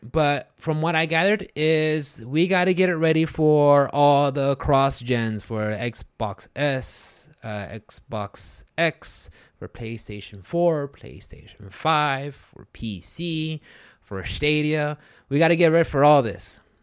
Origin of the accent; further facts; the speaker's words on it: Houston, Texas, United States; I'm from, like, the Houston area